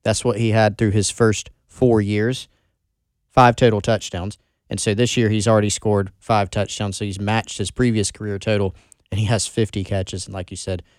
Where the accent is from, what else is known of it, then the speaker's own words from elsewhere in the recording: Belton, South Carolina, United States; I'm from Belton.